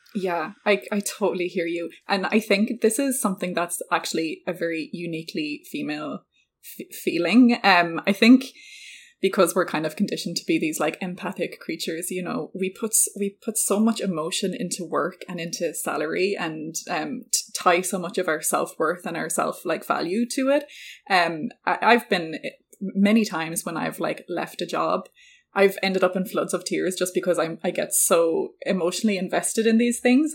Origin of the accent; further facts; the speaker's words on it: Ireland; I'm Irish